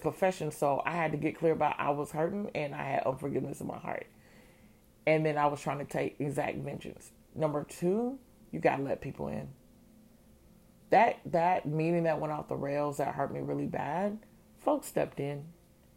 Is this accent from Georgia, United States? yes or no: yes; Georgia, United States; moved away as an adult; also born or lived in Chicago; Georgia born, Georgia bred, Georgia returned.